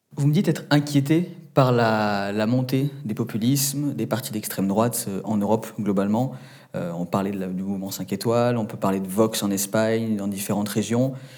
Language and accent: French; Menton, Provence-Alpes-Côte d'Azur, France; je viens de Menton, euh, donc à la frontière de votre pays d'origine et euh, donc de la France